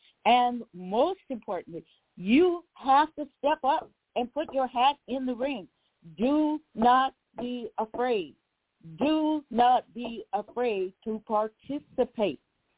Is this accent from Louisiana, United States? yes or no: yes; New Orleans, Louisiana, United States; I told you I'm from New Orleans